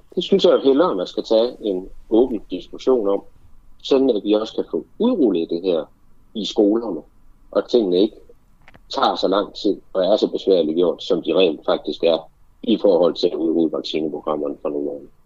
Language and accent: Danish; Denmark